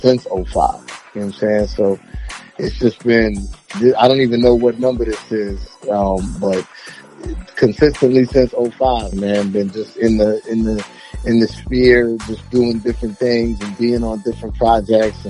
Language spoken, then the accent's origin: English; Orlando, Florida, United States; also born or lived in Queens, New York; I was born in Queens, but most of my formative years were here in Orlando